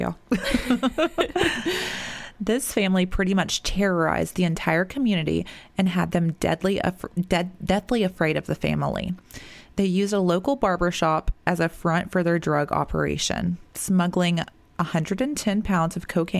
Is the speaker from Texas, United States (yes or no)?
no; Annapolis, Maryland, United States; moved away; also born or lived in Georgia; I was born and raised in Annapolis, Maryland. Annapolis, is that how you say that? Maryland, before moving to Georgia.